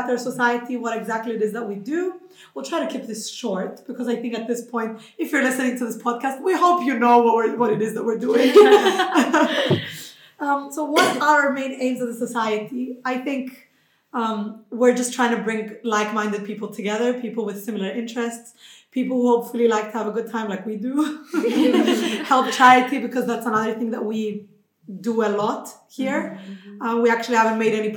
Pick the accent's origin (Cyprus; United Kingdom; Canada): Cyprus; moved away; I come from Cyprus. And I have a lot to say about our traditional clothing. I remember my school, they used to make us do traditional dances